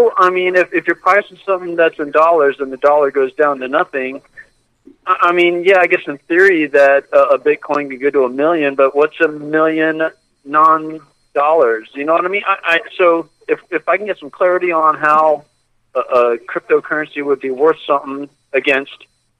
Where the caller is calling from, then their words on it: Sarasota, Florida, United States; from Sarasota.